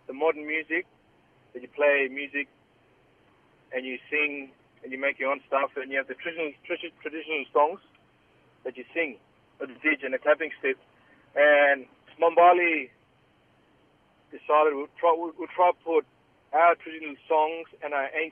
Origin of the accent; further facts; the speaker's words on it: Groote Eylandt, Northern Territory, Australia; also born or lived in Numbulwar, Northern Territory; I come from Groote Island in the Northern Territory in the Gulf of Carpentaria.